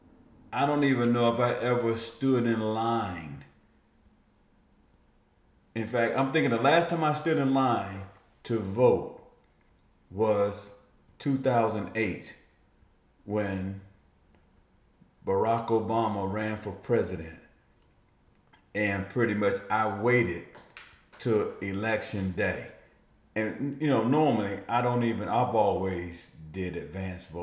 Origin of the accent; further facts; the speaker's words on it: East Orange, New Jersey, United States; moved away; also born or lived in North Carolina; being from New Jersey, this is what I grew up with.